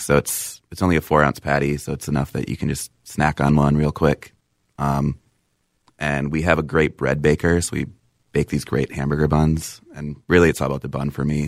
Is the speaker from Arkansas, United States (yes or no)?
no; Apple Valley, Minnesota, United States; I was born in Apple Valley.